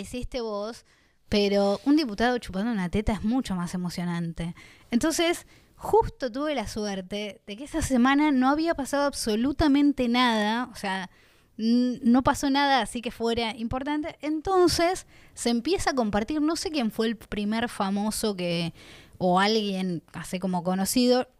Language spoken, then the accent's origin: Spanish; Bahía Blanca, Buenos Aires Province, Argentina; yo soy de Bahía Blanca, una ciudad chica